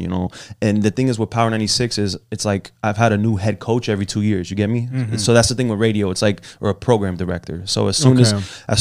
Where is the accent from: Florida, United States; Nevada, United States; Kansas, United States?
Florida, United States; Broward County; also born or lived in Miami, Florida; I was born in Miami and I was raised in Broward